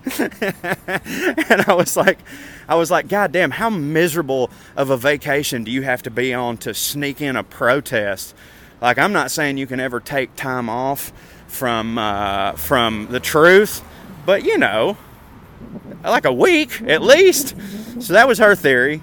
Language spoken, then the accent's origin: English; Chattanooga, Tennessee, United States; my hometown